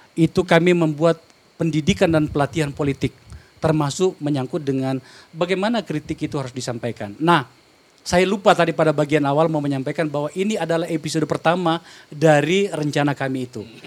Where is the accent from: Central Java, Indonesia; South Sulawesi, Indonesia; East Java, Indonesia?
South Sulawesi, Indonesia; moved away; di Sulawesi Selatan, kampung saya